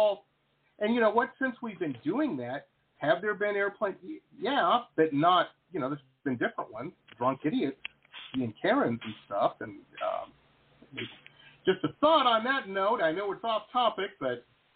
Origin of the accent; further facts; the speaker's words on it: Detroit, Michigan, United States; I grew up in Metro Detroit on the border of Canada